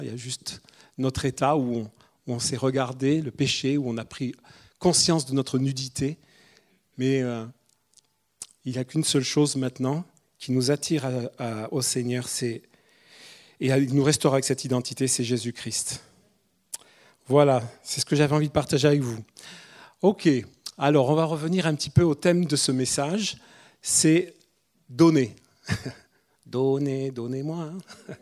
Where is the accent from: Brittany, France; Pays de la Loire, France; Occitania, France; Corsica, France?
Corsica, France; moved away as an adult; now in Toulouse, France; je suis le Corse, on est tous les deux, on est des immigrés ici